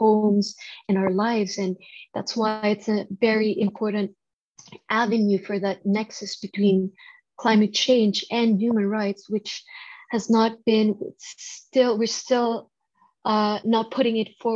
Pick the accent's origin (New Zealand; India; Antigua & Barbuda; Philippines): Philippines; growing up in the Philippines